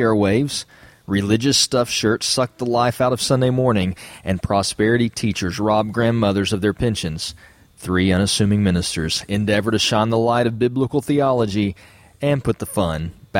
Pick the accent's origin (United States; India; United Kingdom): United States; the South; accent: southern; my southern accent's going to be here all night.